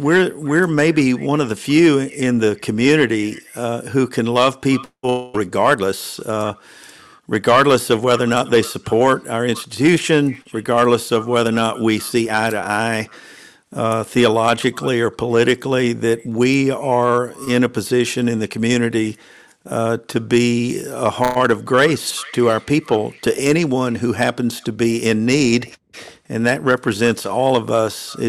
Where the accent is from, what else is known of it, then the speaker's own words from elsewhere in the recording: Nashville, Tennessee, United States; moved away as an adult; also born or lived in Atlanta, Georgia; I was born and raised in Nashville, Tennessee